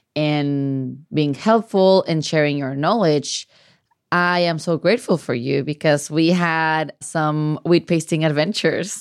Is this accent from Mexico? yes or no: yes; Mexico; moved away; growing up in Mexico